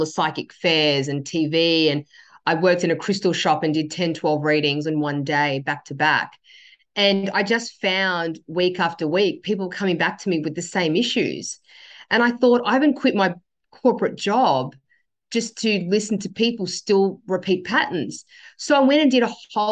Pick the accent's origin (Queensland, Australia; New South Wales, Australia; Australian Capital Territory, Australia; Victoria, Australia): New South Wales, Australia; Sydney; I was born in Sydney. My dad migrated here in 1975. I was born in 1976